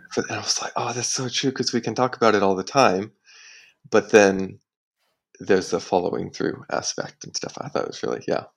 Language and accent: English; United States; now in Singapore; I am American.